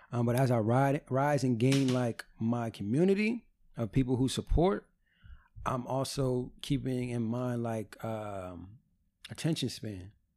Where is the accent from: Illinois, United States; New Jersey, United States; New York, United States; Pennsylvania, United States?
New Jersey, United States; I'm from New